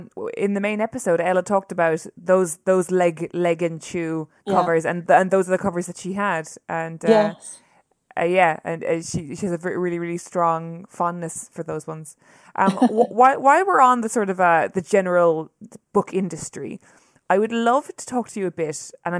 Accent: Ireland; my experience as a Irish novelist who is writing books that are primarily read by English people

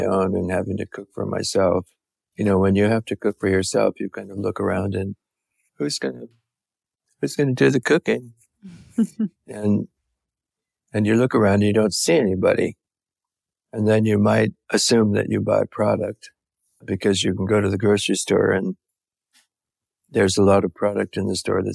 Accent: San Francisco, California, United States; I was born in San Francisco and I'm a Californian

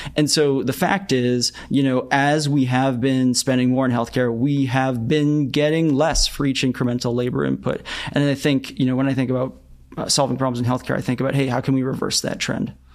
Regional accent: Boston, Massachusetts, United States; I grew up in the Boston area where there's sort of like a lot of biotech.

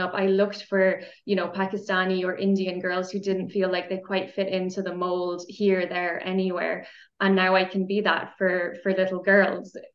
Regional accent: Ireland; now in Austria; I'm Irish. I'm coming to you from Austria

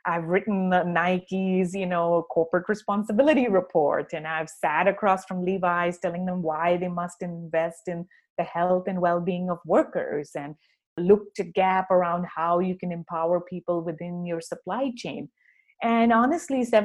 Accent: Karachi, Sindh, Pakistan; now in United States; my hometown of Karachi

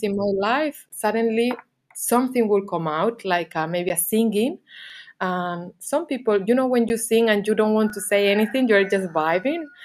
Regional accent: Canary Islands, Spain; moved away as an adult; also born or lived in England / Barcelona; I was living in England because I'm from Canary Islands, and then I lived some bit in Barcelona.

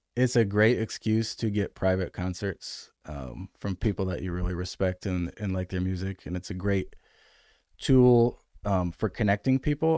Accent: Grand Rapids, Michigan, United States; moved away as an adult; now in Raleigh, United States; I grew up in Michigan, um, and moved here in twenty ten from Grand Rapids, Michigan

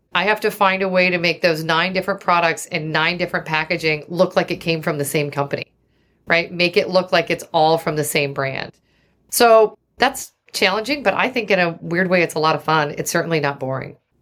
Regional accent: Oregon, United States; also born or lived in Seattle; I grew up in Oregon

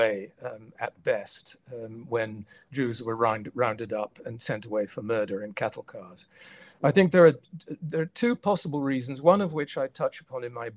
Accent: Netherlands; moved away as an adult; also born or lived in Tokyo, Japan / Hong Kong / London, United Kingdom; now in New York City, United States; And I grew up, I was born in December 51, so very much in the shadow of World War II. and in a country that had been recently occupied by the Nazis, the Netherlands

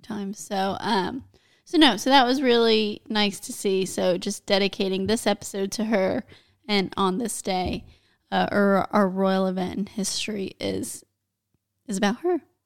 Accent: United States; I'm American

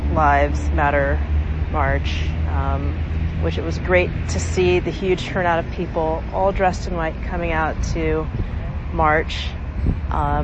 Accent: Georgia, South Carolina, United States; moved away; I grew up in the South, Georgia, South Carolina

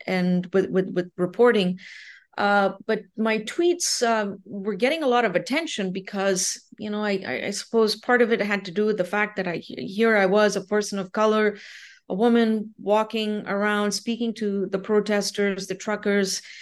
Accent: India; moved away as an adult; also born or lived in Nova Scotia, Canada / Ontario, Canada; now in Canada; I'm originally from India. Um, I, but I, um, came to Canada when I was uh, eighteen years old

